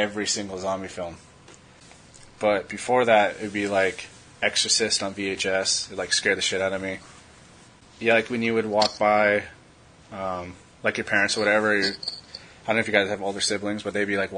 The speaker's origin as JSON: {"language": "English", "region": "California", "country": "United States", "moved": "yes", "lives_now": "Union, United States", "said": "I am originally from California, but now I'm in Union, Kentucky"}